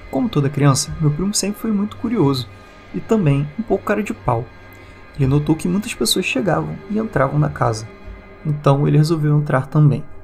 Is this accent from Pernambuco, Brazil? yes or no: no; Rio de Janeiro, Brazil; inclusive bem longe de onde eu tô, né, porque eu sou do Rio de Janeiro